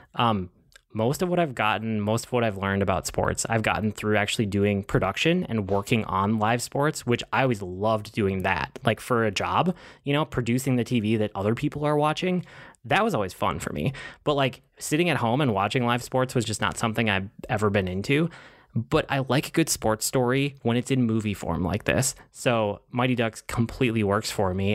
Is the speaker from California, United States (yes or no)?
no; Twin Cities suburbs, Minnesota, United States; The Twin Cities, even if it's, this is shot in Minneapolis and I'm from the suburbs.